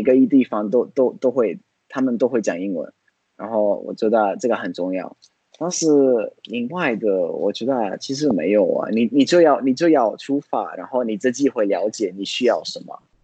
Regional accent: Florence, Tuscany, Italy; Chinese is a second language; moved away as an adult; also born or lived in United States; now in Tainan, Taiwan; 去我老家，可以去啊，佛罗伦斯

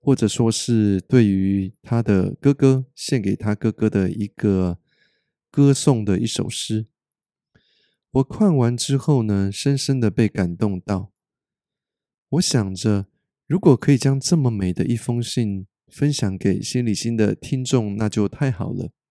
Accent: Taiwan; moved away; also born or lived in North America; 北美生活了十九年的我，就好像是个一半的外国人一样。我时常鼓励大家多跟身边的人说出真心话，因为我们台湾人呐

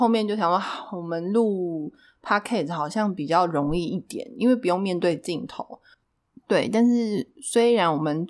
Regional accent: Taichung, Taiwan; now in Taipei, Taiwan; 然后就是因为我来台北，就是我是台中人嘛，我来台北大概也五六年有了吧。

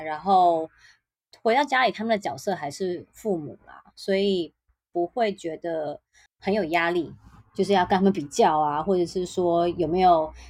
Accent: Taiwan; 台湾人很热衷工作

